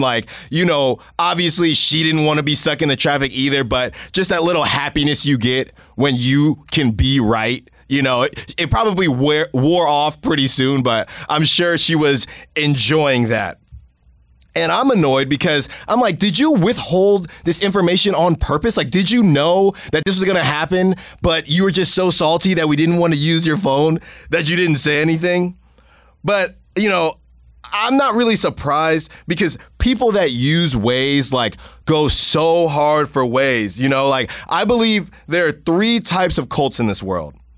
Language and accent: English; Concord, California, United States; from Concord, we're from Concord